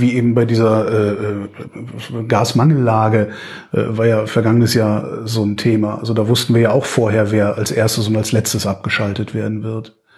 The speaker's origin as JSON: {"language": "German", "town": "Cologne", "region": "North Rhine-Westphalia", "country": "Germany", "said": "Ich komme aus Köln"}